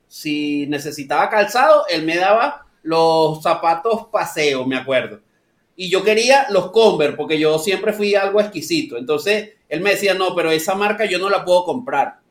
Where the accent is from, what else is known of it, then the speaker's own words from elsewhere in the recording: San Antonio de los Altos, Miranda, Venezuela; moved away as an adult; also born or lived in Caracas, Venezuela; now in Lima, Peru; soy específicamente de San Antonio de los Altos. Eso es el estado Miranda.